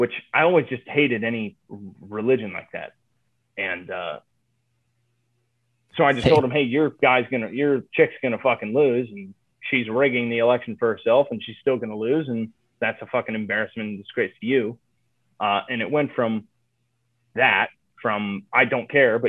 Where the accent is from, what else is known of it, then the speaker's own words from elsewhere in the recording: Ohio, United States; moved away; also born or lived in Chicago; I'm from Ohio. I'm from the swing state. I knew what the people back there were saying.